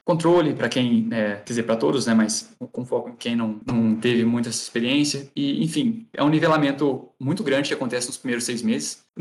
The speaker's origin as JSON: {"language": "Portuguese", "town": "Varginha", "region": "Minas Gerais", "country": "Brazil", "said": "sou, sou o próprio ET Bilu, né, gente. sou de Varginha"}